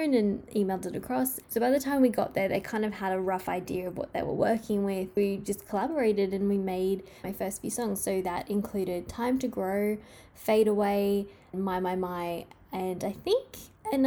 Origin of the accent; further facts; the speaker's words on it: Australia; I love Australia so much. It is my home country and my favorite country in the world